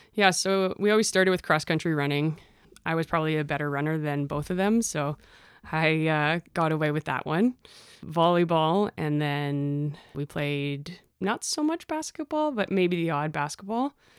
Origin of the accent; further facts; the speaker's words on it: Innisfil, Ontario, Canada; I grew up in Innisfil. I always said Barrie, but it is Innisfil